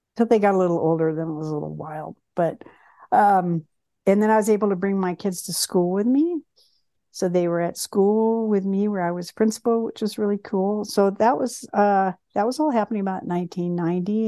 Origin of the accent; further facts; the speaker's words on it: Bloomington, Indiana, United States; I was born in Bloomington, Indiana, And both of my parents worked for Indiana University